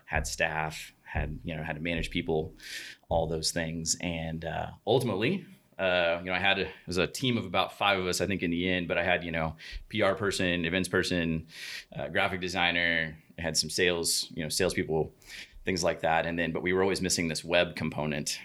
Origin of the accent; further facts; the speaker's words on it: Oklahoma City, Oklahoma, United States; grew up in Oklahoma City